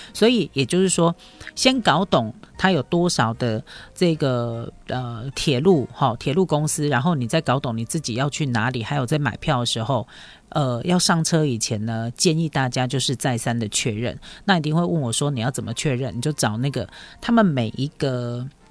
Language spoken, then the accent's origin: Chinese; Taiwan; 我们台湾人